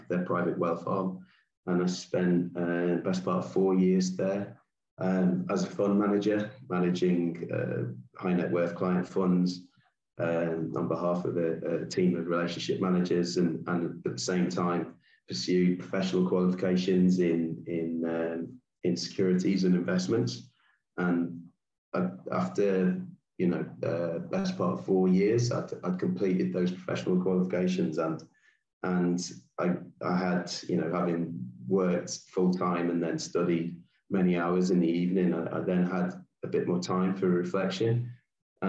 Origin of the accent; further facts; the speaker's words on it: England, United Kingdom; moved away as an adult; So my background, I grew up in England.